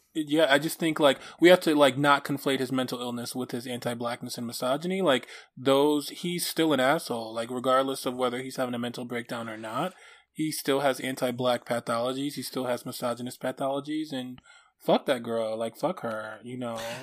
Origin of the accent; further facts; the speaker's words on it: Detroit, Michigan, United States; Detroit, my hometown